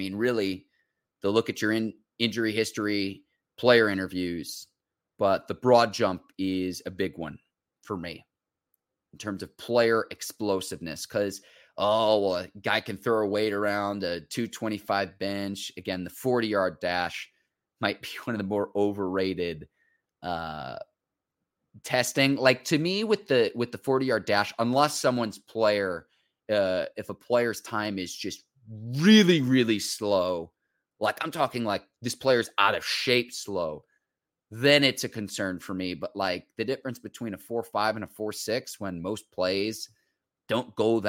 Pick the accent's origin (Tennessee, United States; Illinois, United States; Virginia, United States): Illinois, United States; I grew up in the Chicago suburbs, but to see all these other great cities get their due